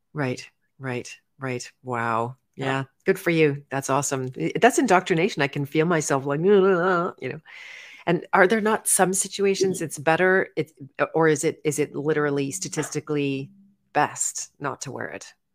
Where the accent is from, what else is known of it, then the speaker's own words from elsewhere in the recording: Canada; growing up in Canada